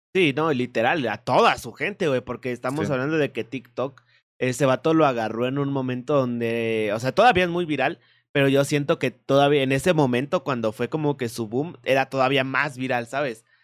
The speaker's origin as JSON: {"language": "Spanish", "country": "Mexico", "said": "aquí mexicanito"}